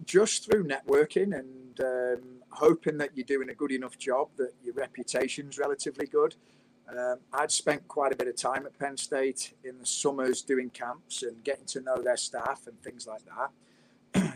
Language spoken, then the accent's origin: English; United Kingdom; moved away as an adult; now in United States; Being British